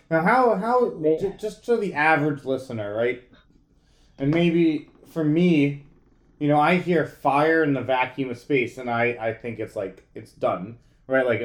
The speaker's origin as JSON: {"language": "English", "region": "New York", "country": "United States", "said": "As a New Yorker, that is not pizza."}